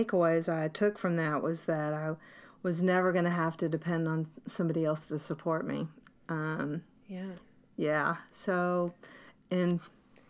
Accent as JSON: {"language": "English", "region": "the South", "country": "United States", "also_born_or_lived": "New Jersey / New York / Little Rock, Arkansas", "accent": "Southern", "moved": "as an adult", "said": "my Southern accent"}